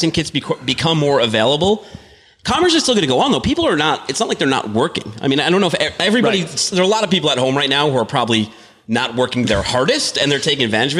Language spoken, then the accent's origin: English; Northeast, United States; I'm from the Northeast. I haven't seen a lot of tornadoes in my life